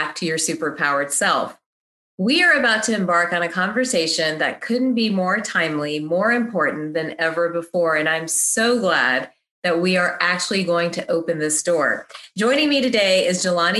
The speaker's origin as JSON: {"language": "English", "region": "the South", "country": "United States", "tie": "born or raised there", "said": "I grew up in the South"}